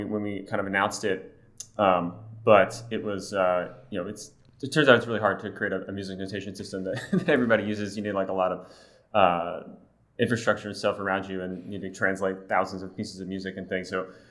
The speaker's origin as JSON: {"language": "English", "town": "Baltimore", "region": "Maryland", "country": "United States", "tie": "born or raised there", "also_born_or_lived": "Philadelphia, Pennsylvania / Austin, Texas", "moved": "as an adult", "said": "I was born in Baltimore, Maryland"}